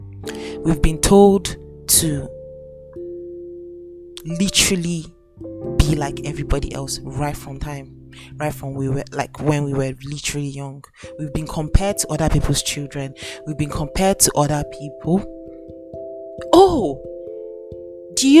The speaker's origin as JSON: {"language": "English", "country": "Nigeria", "said": "I'm Nigerian. I'm currently in Nigeria as I am currently making this podcast."}